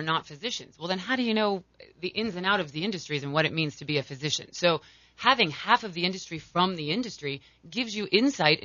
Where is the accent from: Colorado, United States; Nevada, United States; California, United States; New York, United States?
Colorado, United States; I'm from Colorado.